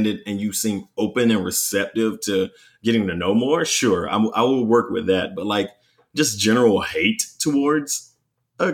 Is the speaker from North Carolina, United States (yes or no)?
yes; North Carolina, United States; also born or lived in Charlotte, North Carolina; my hometown in North Carolina